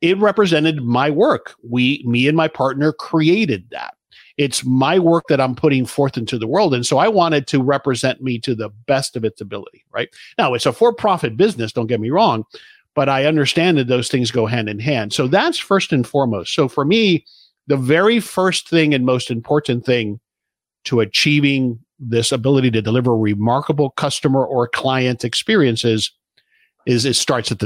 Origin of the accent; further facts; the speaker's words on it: South Florida, United States; I grew up in South Florida